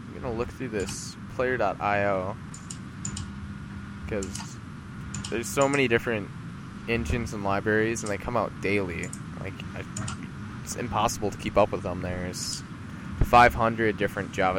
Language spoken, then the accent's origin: English; United States; I'm American